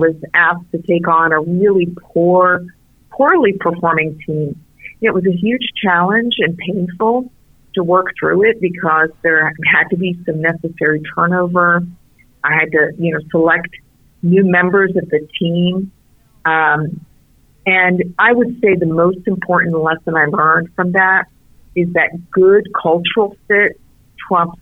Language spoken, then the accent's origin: English; South Florida, United States; English is a second language; also born or lived in Beirut, Lebanon; I have grown up since then here in South Florida